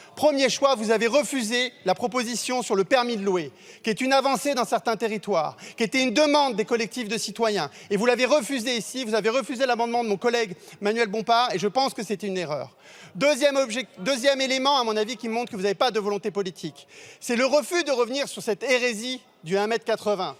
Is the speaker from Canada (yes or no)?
no; Marseille, Provence-Alpes-Côte d'Azur, France; en tant que Marseillais, connaissant bien la, situation de, de l'habitat qui doit être réhabilité à Marseille